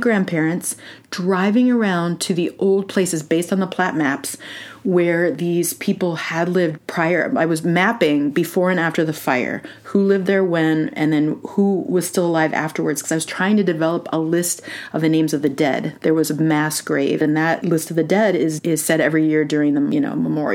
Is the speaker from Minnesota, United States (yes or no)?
yes; Moose Lake, Minnesota, United States; Moose Lake, Minnesota, which is my hometown.